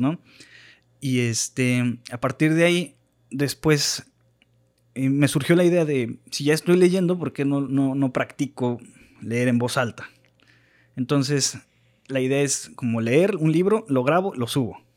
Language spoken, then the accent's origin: Spanish; Mexico; como mexicanos